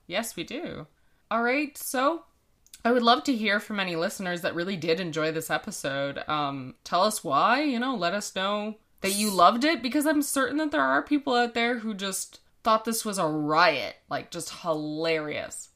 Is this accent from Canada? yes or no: yes; Canada; we are Canadian